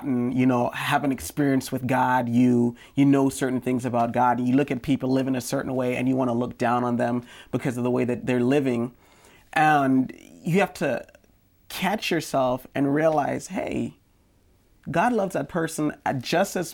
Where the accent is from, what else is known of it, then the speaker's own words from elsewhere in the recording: Jamaica; I remember when I was growing up in Jamaica, there was a song on the radio